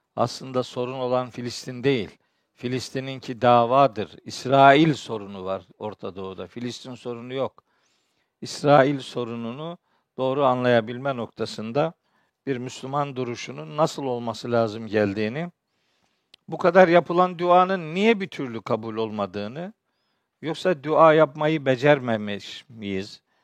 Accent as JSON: {"language": "Turkish", "town": "Çaykara", "region": "Trabzon", "country": "Turkey", "said": "Ben biliyorsunuz Trabzonluyum, Çaykaralıyım"}